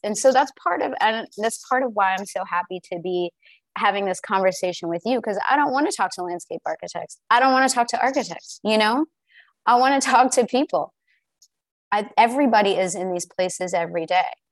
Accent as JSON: {"language": "English", "region": "the South", "country": "United States", "tie": "born or raised there", "said": "being born and raised in the South myself"}